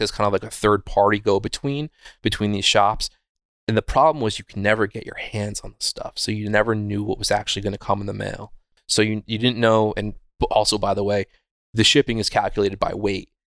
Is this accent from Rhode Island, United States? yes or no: no; Wurtsboro, New York, United States; I grew up in a little town called Wurtsboro